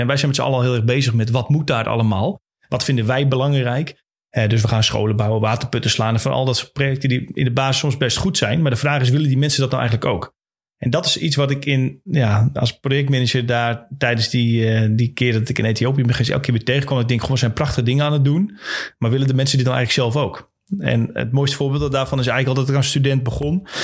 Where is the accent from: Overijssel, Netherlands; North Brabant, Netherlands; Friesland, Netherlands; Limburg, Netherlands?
Friesland, Netherlands; We komen altijd uit Friesland